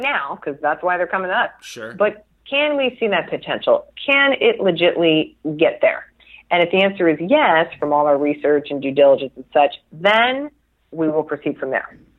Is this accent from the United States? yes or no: yes; Chula Vista, California, United States; I was born and raised in San Diego. I'm still in San Diego